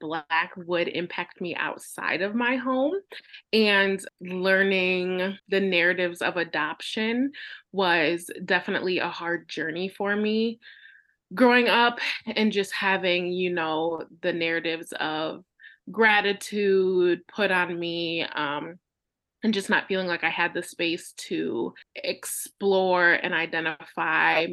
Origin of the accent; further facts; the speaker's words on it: Michigan, United States; moved away as an adult; also born or lived in Detroit, Michigan; now in Pennsylvania, United States; I was born in Detroit, Michigan, and in the United States, and I was raised about an hour north in a very small white town. Grew up there for 18 years